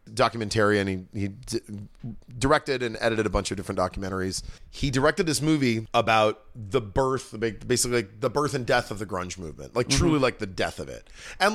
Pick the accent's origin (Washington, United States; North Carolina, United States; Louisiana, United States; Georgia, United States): Washington, United States; Orcas Island; I grew up in the San Juan Islands. I grew up on Orcas Island.